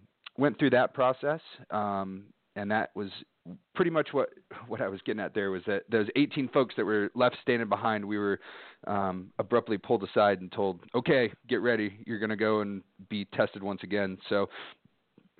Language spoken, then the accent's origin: English; Dallas, Texas, United States; I grew up mostly in Dallas, Texas.